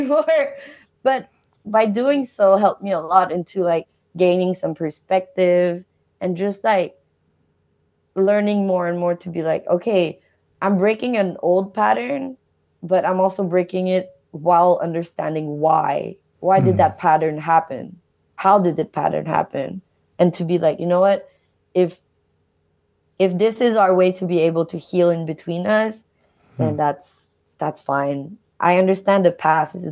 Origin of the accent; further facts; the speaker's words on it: Montreal, Quebec, Canada; they met in Canada, and I was born in Montreal